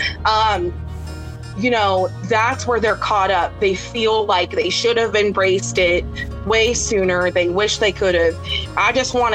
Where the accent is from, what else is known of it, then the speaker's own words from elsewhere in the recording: United States; I'm an American.